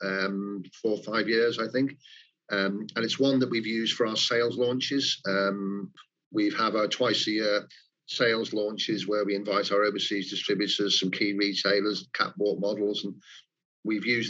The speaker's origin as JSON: {"language": "English", "area": "the Wirral", "region": "North West England", "country": "United Kingdom", "tie": "born or raised there", "moved": "as an adult", "lives_now": "Greater Manchester, United Kingdom", "said": "being a Wirral, born and bred on the Wirral and educated at Trent Polytechnic"}